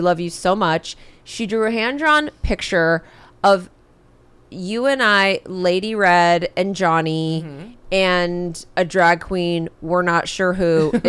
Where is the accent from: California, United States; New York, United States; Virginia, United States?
California, United States; San Diego; I was born in San Diego. It's Southern Cal.